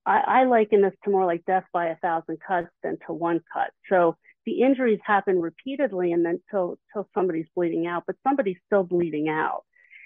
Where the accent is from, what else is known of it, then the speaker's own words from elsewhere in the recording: Philadelphia, Pennsylvania, United States; But it just so happens, I'm from the Philly area.